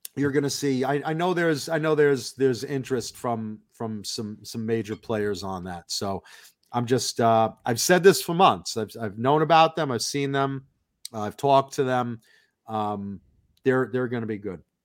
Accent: Long Island, New York, United States; moved away; also born or lived in Hollywood, California; I'm a very proud Long Islander

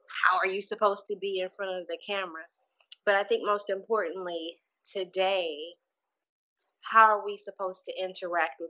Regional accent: Houston, Texas, United States; moved away as an adult; I left my hometown of Houston, Texas

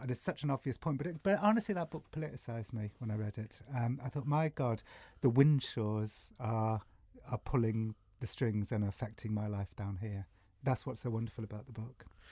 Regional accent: England, United Kingdom; I'm from England

